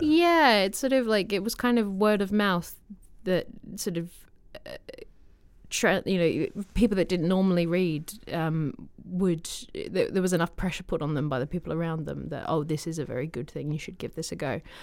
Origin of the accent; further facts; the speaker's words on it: Australia; moved away; I'm from Australia